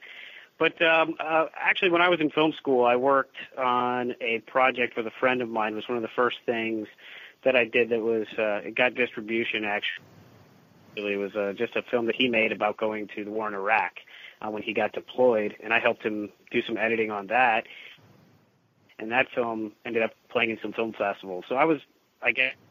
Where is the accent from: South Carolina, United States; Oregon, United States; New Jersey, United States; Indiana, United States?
Indiana, United States; Indianapolis; I grew up primarily in Indianapolis, Indiana